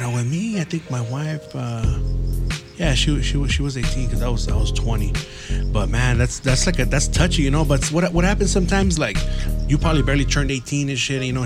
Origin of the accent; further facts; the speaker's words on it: San Gabriel Valley, California, United States; I grew up here in the San Gabriel Valley